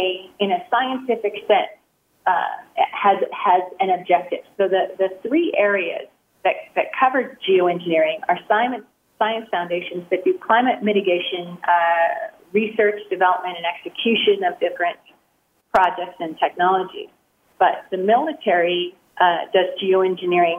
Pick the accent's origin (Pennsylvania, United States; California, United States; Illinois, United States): California, United States; San Joaquin Valley, Sacramento Valley; I grew up in the San Joaquin Valley, Sacramento Valley